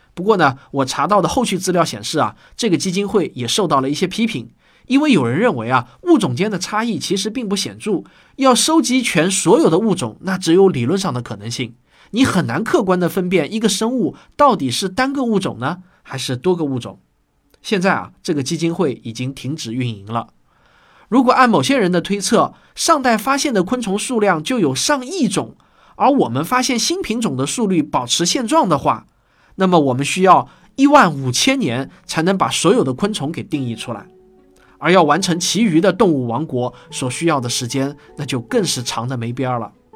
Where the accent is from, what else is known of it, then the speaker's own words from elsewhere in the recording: southern China, China; accent: southern Chinese accent; 就是广大南方听众，就是很喜欢我这种亲切的乡音